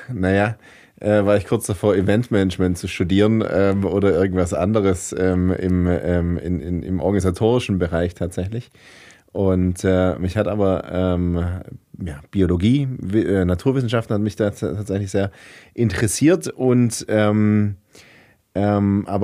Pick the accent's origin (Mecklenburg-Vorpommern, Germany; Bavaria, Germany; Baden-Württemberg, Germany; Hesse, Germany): Baden-Württemberg, Germany; Heilbronn; moved away as an adult; also born or lived in Uganda / Berlin; Ich komme äh, gebürtig aus Heilbronn, also bin ich im Gesundbrunnen zur Welt ähm, gekommen tatsächlich und dann sind wir irgendwann nach Horkheim gezogen, da bin ich äh, groß geworden und äh, da ist mein Elternhaus